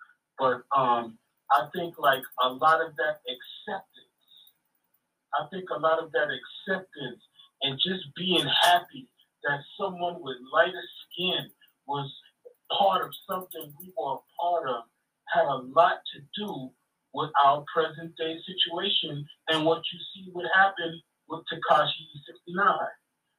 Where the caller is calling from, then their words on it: Wasaic, New York, United States; I'm calling from Wasaic, New York, okay.